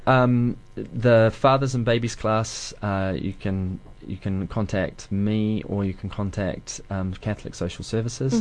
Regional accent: Dunedin, Otago, New Zealand; moved away as an adult; I wanted to move back to Dunedin

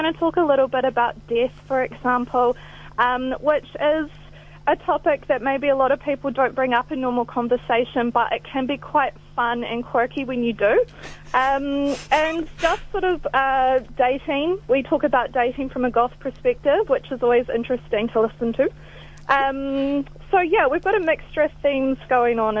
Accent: Southland, New Zealand; now in Christchurch, New Zealand; I'm from Southland, but I have lived here for a few years

